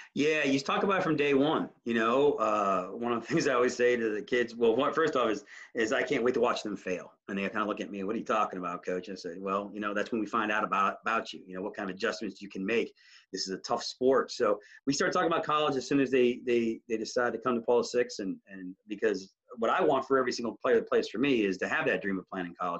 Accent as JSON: {"language": "English", "region": "Ohio", "country": "United States", "tie": "born or raised there", "moved": "yes", "lives_now": "Washington DC metro area, United States", "said": "I grew up in Ohio and to move here in the DMV"}